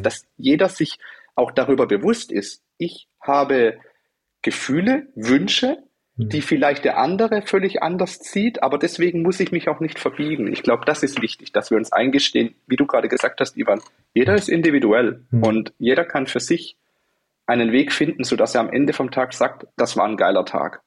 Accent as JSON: {"language": "German", "country": "Germany", "said": "Wir sind Deutsche"}